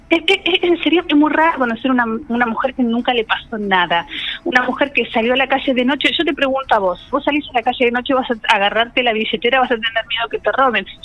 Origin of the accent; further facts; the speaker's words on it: Caleta Olivia, Santa Cruz, Argentina; Bueno, yo porque soy de Caleta me gustaría mucho tener compañeras